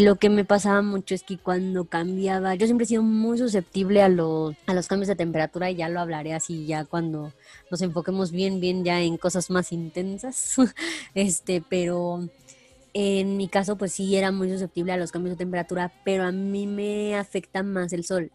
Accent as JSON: {"language": "Spanish", "town": "Pachuca", "region": "Hidalgo", "country": "Mexico", "said": "la capital, que es de donde yo soy"}